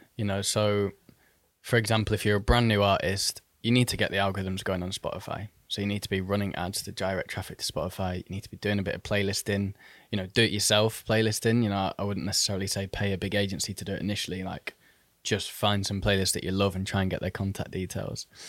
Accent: Manchester, North West England, United Kingdom; moved away as an adult; also born or lived in Oxford; now in London, United Kingdom; I was actually born in Oxford. Um, and then in the year two thousand, so when I was about ten, I moved to Manchester or the Northwest.

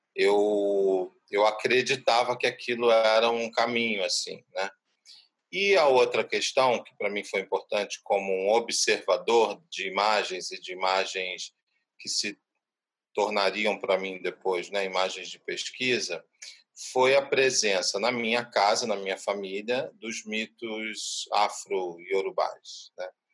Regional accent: Rio de Janeiro, Brazil; also born or lived in Nova Iguaçu; Eu nasci na Baixada Fluminense, nasci em Nova Iguaçu e fui criado entre Cascadura e Meia

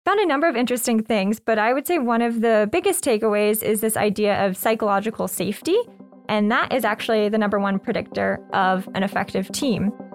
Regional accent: Lexington, Kentucky, United States; moved away as an adult; also born or lived in New York / California / England; I was born and raised in Lexington

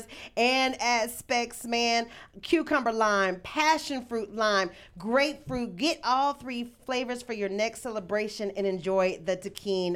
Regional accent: Fort Worth, Texas, United States; I'm from Fort Worth

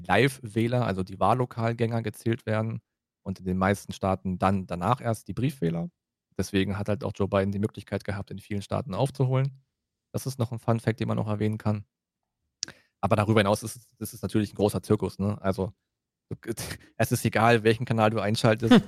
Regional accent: Germany; für uns als Deutsche

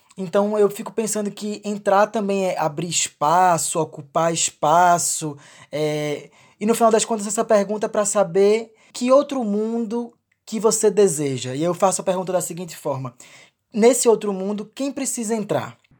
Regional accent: Pernambuco, Brazil; esteja na minha terra, que você esteja fazendo parceria com os meus amigos, com as minhas amigas, que esteja conhecendo o funk daqui

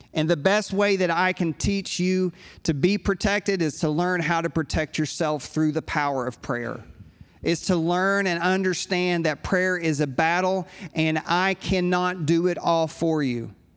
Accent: United States; I'm a pastor from the States

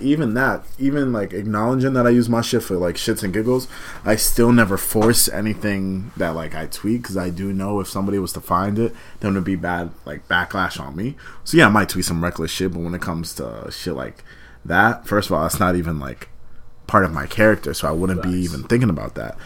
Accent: Malden, Massachusetts, United States; I'm from Malden, but when people don't know the area I'd be like, oh, I'm like 15, 20 minutes outside of Boston

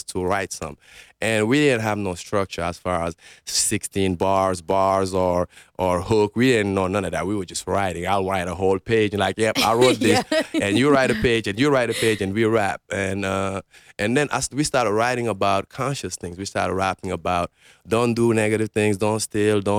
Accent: Mauritania; English is a second language; moved away as an adult; also born or lived in New York, United States / Senegal; now in Las Vegas, United States; I grew up in Mauritania, which is a desert

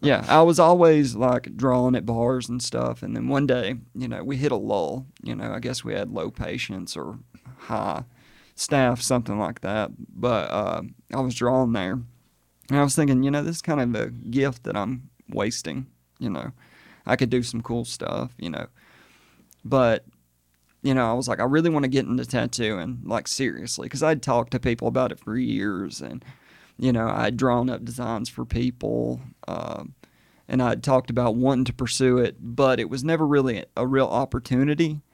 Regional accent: Hokes Bluff, Alabama, United States; I'm originally from Hoke's Bluff, Gadsden area

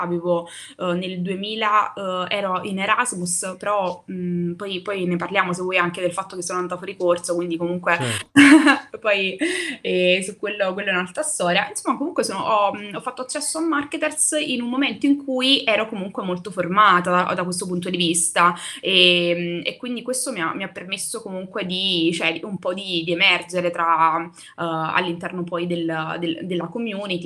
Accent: Naples, Campania, Italy; moved away as an adult; now in Rome, Italy; sono, mh, da Napoli, io sono napoletana

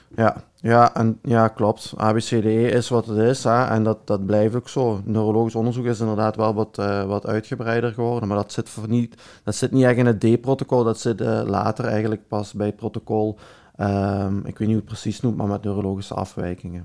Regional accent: Belgium; accent: Belgian; mijn Belgisch accent

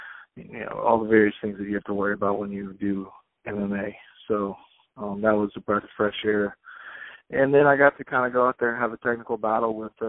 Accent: Biloxi, Mississippi, United States; I'm from Biloxi

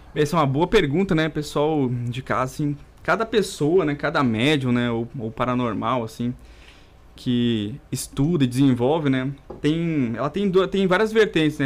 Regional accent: interior of Rio Grande do Sul, Brazil; first language Portuguese; vim lá do interior do Rio Grande do Sul

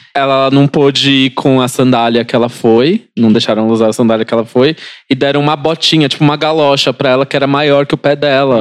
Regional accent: Praia Grande, São Paulo, Brazil; also born or lived in Osasco; no meio da primeira série, eu saí de Osasco e fui pra Praia Grande

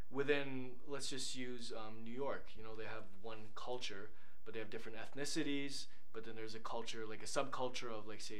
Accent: Canada; And growing up in Canada, we've been taught that multiculturalism is more superior in general than

